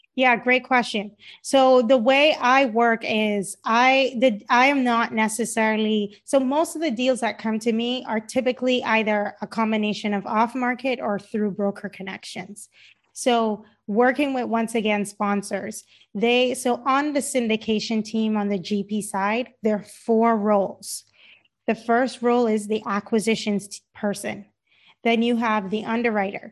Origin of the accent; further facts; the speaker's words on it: Cayman Islands; moved away; my parents are Jamaican, um, and I grew up in the Cayman Islands